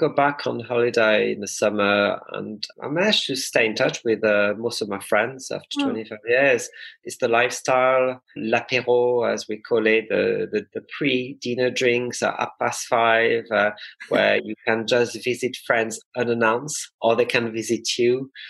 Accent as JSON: {"language": "English", "town": "Bristol", "region": "South West England", "country": "United Kingdom", "said": "And when I say I'm from Bristol, they say, oh, yeah, but originally."}